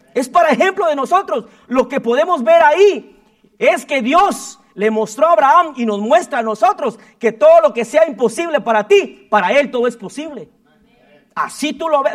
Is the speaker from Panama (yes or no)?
no; Guatemala; moved away; como todo chapín